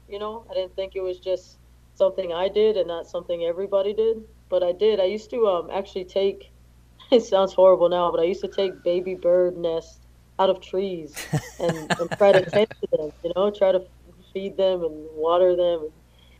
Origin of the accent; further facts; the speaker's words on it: Hawaii, United States; moved away as an adult; also born or lived in Fort Sill, Oklahoma; So I was born and raised in Hawaii